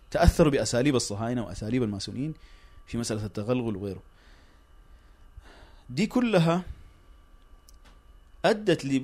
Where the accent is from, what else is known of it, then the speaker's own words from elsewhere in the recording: Sudan; الكلام ده عام حتى عندنا في السودان الترابي ذكر قال انه الحركه الاسلاميه في السودان استفادت من الحزب الشيوعي السوداني